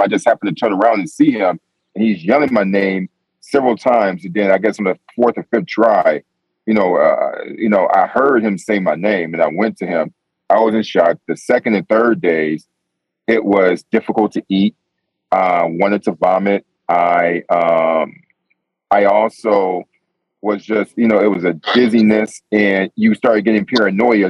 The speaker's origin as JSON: {"language": "English", "region": "New York", "country": "United States", "said": "I'm from New York"}